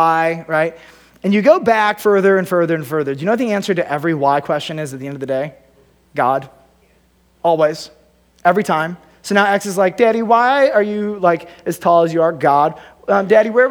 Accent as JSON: {"language": "English", "country": "United States", "said": "as an American"}